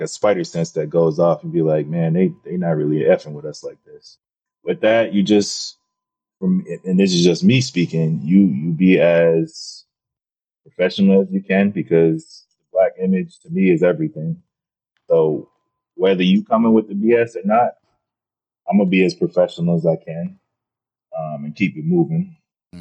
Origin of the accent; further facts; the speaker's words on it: Atlanta, Georgia, United States; growing up in Atlanta